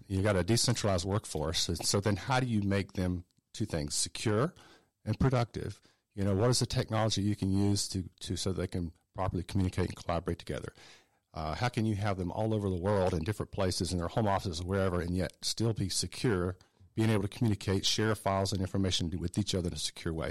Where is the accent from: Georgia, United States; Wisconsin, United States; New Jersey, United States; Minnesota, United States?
Georgia, United States; South; also born or lived in Atlanta; I grew up in South Georgia. Uh, so I'm a native Georgian. I'm not native to Atlanta. I moved here in nineteen eighty-eight